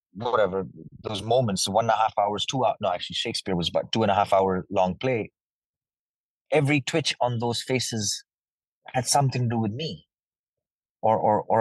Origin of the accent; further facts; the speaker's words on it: Dehradun, Uttarakhand, India; moved away as an adult; also born or lived in Delhi / Lucknow / Mumbai; I was born in Delhi, which is the capital of India. But I was never raised there. I was raised in a small city called Lucknow, which is in Uttar Pradesh, for a little part of my life. After which I switched and went to a city called Dehradun, which is in the mountains. It was a boarding school